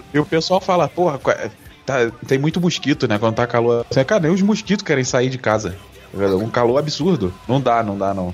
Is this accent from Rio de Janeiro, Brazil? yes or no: yes; Rio de Janeiro, Brazil; now in São Paulo, Brazil; eu sou do Rio e eu sou da, da, da, parte que é, que é a mais escrota